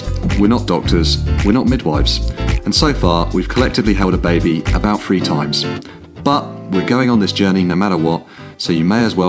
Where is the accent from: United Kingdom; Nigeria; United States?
United Kingdom; England; We're an English guy and an Irish girl